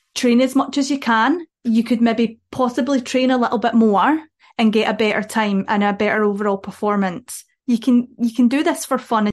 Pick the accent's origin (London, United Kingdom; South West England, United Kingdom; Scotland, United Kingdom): Scotland, United Kingdom; Dumfries; I'm from Dumfries, we have a park run in Dumfries.